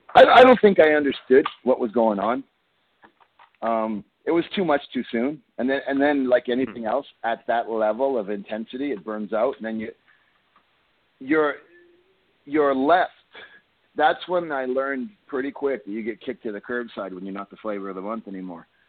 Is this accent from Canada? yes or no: yes; Canada; I'm from Canada